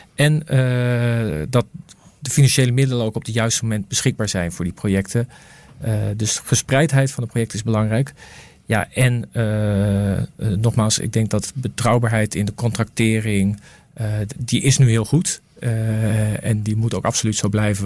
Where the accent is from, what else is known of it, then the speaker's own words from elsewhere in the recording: Netherlands; ik kom natuurlijk uit Nederland.